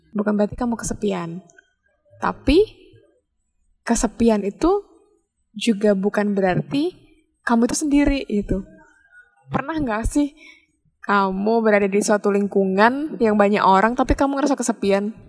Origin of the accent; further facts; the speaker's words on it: Special Region of Yogyakarta, Indonesia; akunya kan nggak pernah keluar dari kota Jogja dan sekitarnya